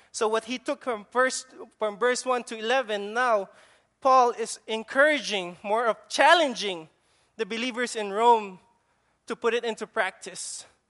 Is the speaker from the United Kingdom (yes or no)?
no; Philippines; accent: Filipino; now in Guam; that's my Filipino accent